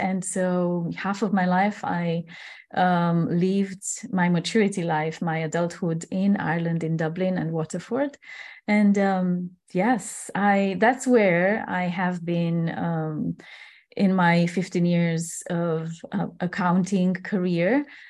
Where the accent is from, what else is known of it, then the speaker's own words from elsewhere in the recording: Transylvania, Romania; moved away as an adult; I was born and raised in Transylvania. It's one of the parts, the most beautiful parts of Romania. And I was growing up until 21 years old on this land.